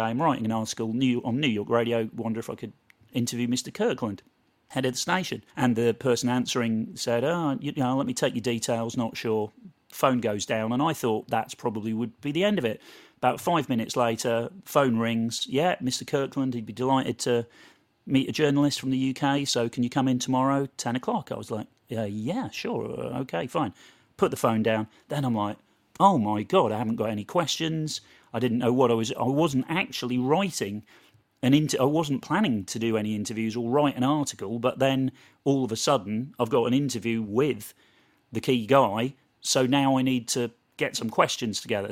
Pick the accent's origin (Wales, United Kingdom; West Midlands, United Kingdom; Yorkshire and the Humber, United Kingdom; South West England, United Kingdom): South West England, United Kingdom; Portishead; moved away as an adult; also born or lived in London; I moved from Portis Edge, just outside Bristol, to, to London to go to uni